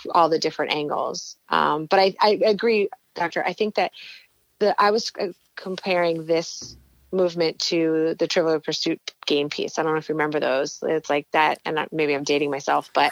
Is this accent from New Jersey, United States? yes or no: yes; New Jersey, United States; I was from New Jersey